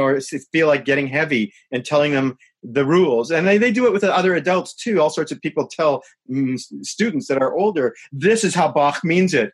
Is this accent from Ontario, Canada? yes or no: no; Winnipeg, Manitoba, Canada; moved away as an adult; I'm from Winnipeg